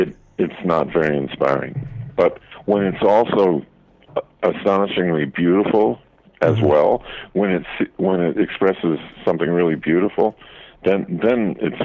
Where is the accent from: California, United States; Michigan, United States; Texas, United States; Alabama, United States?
Michigan, United States; outside Detroit; there was kind of an underground thing outside Detroit where we would listen to black music stations, and we weren't supposed to.